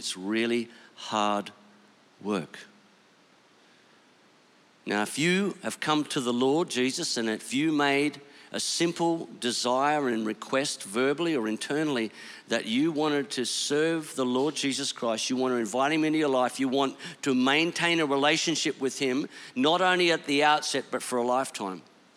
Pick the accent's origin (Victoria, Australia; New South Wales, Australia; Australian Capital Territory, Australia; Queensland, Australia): Queensland, Australia; Bundaberg; moved away; I am a Bundy boy. I grew up in Bundaberg